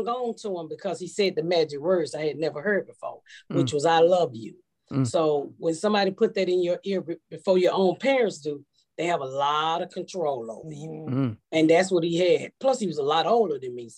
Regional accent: Atlanta, Georgia, United States; accent: Georgia accent; moved away as an adult; also born or lived in Indianapolis; I'm from Georgia. I'm from Atlanta.

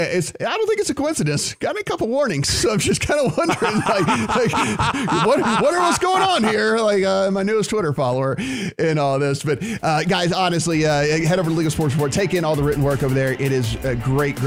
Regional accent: Louisiana, United States; my friends listening in my home state

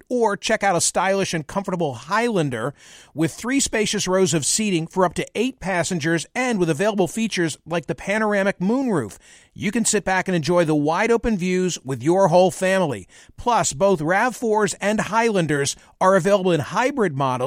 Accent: Doylestown, Pennsylvania, United States; the town in which I was born and raised

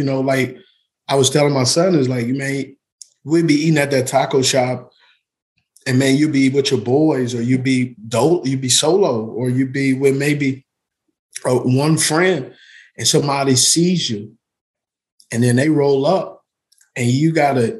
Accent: Utah, United States; also born or lived in California; I grew up in Utah.

